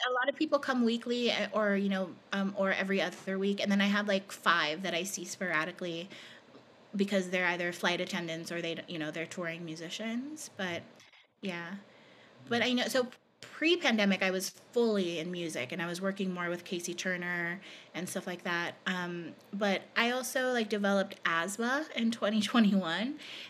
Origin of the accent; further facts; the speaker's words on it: Philippines; So he had been to the island where I grew up in the Philippines.